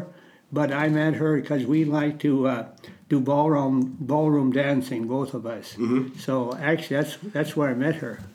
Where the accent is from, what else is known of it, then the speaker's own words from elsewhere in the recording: Goodhue, Minnesota, United States; I grew up in a, a little near a little town, uh, Goodhue, Minnesota, on a farm.